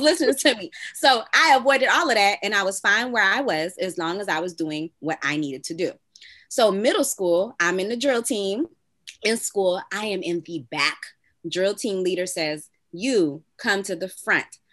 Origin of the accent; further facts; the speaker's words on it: Miami, Florida, United States; And I'm from Miami